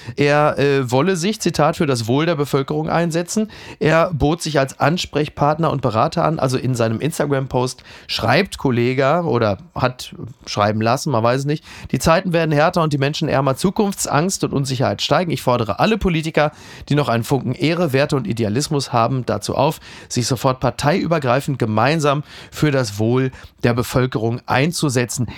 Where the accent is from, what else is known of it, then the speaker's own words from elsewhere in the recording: Ruhr area, North Rhine-Westphalia, Germany; der ich ja bin, aus dem Ruhrgebiet stammt